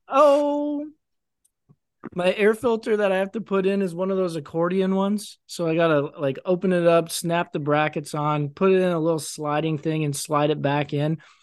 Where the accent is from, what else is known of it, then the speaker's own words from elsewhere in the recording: United States; being an American